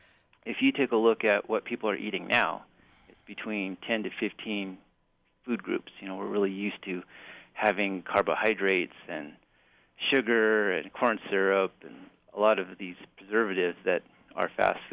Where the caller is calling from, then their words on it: Amarillo, Texas, United States; I'm in from Texas right now.